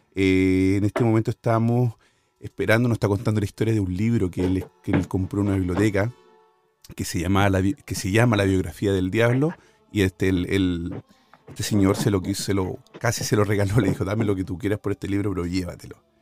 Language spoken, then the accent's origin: Spanish; near Buin, Santiago Metropolitan Region, Chile; moved away; Buin, Chile, cerca de mi tierra por donde vivía yo